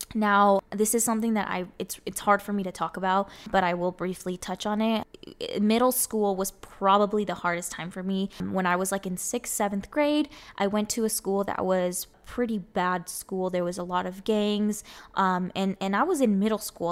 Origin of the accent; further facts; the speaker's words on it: Arizona, United States; first language Spanish; English is a second language; I was born and raised in here in Arizona. I literally have grown up here my whole life